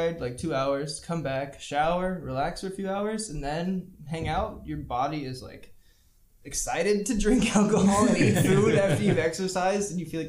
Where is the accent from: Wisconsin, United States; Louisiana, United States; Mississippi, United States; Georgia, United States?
Georgia, United States; Savannah; moved away as an adult; now in Prague, Czech Republic; I'm from Savannah, Georgia